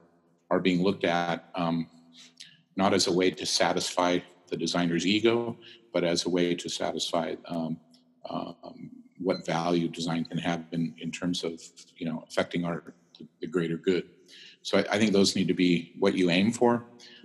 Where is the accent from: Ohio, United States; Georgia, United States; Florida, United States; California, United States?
California, United States; coming from California, growing up in California